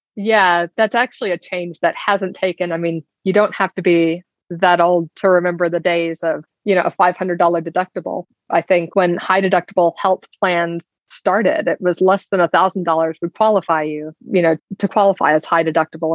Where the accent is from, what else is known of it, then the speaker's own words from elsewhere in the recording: Alabama, United States; I grew up in Alabama